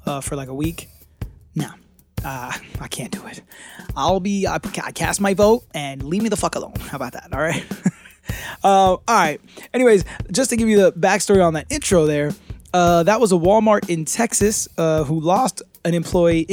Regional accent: United Kingdom; I'm too British

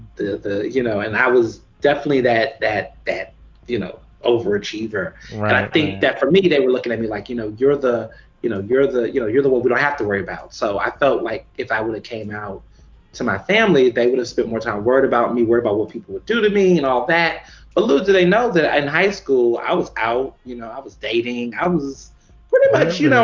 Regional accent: Houston, Texas, United States; moved away as an adult; also born or lived in Chicago, Illinois; now in Philadelphia, United States; my family moved to Houston, Texas, where I went to public school my entire life

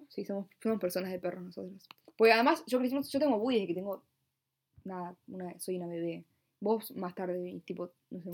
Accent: Buenos Aires, Argentina; Nací en una cama en un hospital en la ciudad autónoma de Buenos Aires, en Argentina

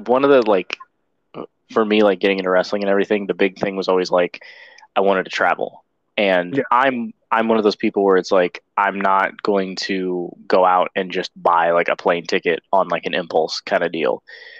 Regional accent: Sarasota, Florida, United States; so the area of Florida that I'm in, I am from Sarasota, okay.

